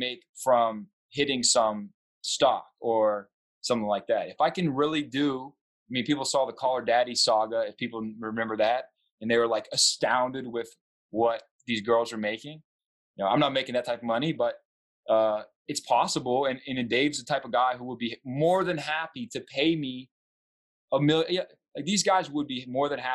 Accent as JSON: {"language": "English", "region": "the South", "country": "United States", "said": "I'm from the South"}